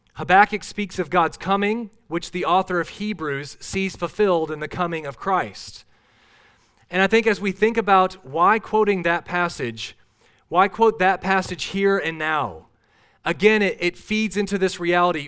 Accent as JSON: {"language": "English", "region": "Minnesota", "country": "United States", "tie": "born or raised there", "said": "I grew up in Minnesota."}